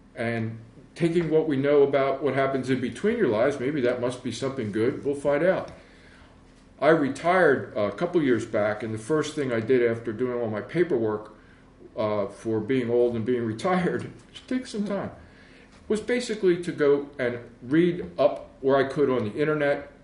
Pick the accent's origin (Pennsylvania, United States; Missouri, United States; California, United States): Pennsylvania, United States; Philadelphia; I'm originally from Philly I grew up in West Philly for a while